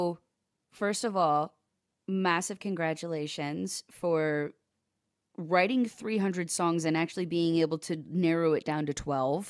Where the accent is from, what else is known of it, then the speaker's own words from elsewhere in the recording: Ohio, United States; I'm from Ohio originally